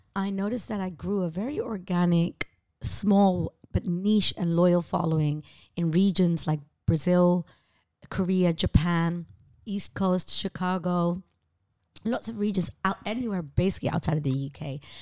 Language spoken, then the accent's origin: English; Amsterdam, North Holland, Netherlands; moved away as an adult; now in London, United Kingdom; growing up in Amsterdam